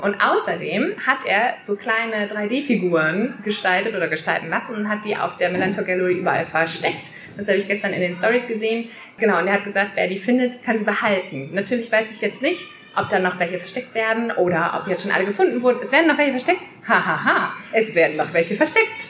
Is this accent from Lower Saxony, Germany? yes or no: yes; Worpswede, Lower Saxony, Germany; ich komme ja aus Worpswede. Das ist ein kleiner Ort in der Nähe von Bremen.